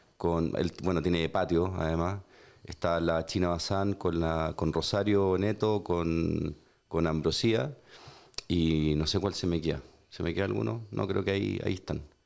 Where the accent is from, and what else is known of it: Chile